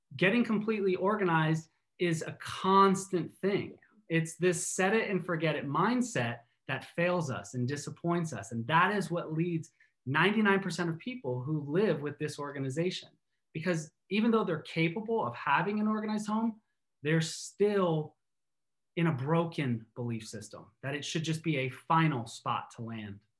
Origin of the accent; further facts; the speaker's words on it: East Coast, United States; now in Seattle, United States; I'm originally from the East Coast